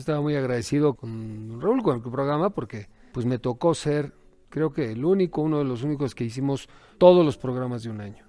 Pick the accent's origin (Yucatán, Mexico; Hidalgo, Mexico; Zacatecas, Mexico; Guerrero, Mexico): Hidalgo, Mexico; Tulancingo; me crié en Tulancingo